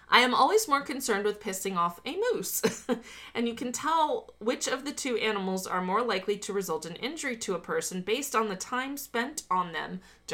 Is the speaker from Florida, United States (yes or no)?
yes; Miami, Florida, United States; I'm from Miami.